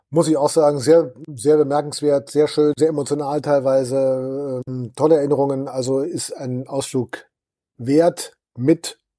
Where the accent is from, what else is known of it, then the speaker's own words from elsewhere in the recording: Dortmund, North Rhine-Westphalia, Germany; Dortmunder Bier ist weltberühmt, halt ja. Also da kriegst du in meiner Heimatstadt jede Menge davon.